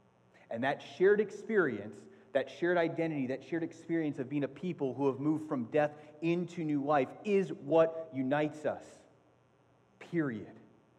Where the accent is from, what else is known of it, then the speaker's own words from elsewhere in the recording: Athens, Attica, Greece; No, seriously, I was born in Athens, Greece. My mom is Greek, and I spent the first part of my life in Greece.